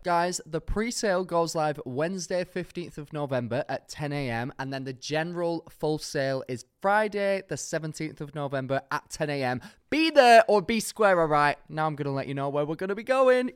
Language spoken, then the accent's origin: English; Manchester, North West England, United Kingdom; my hometown, Manchester